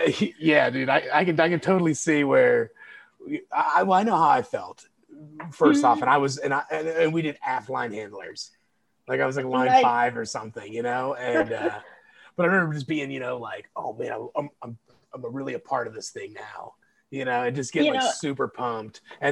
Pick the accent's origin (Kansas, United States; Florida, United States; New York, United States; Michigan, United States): Kansas, United States; Yeah, I'm from Kansas, man. All that shit blew me away.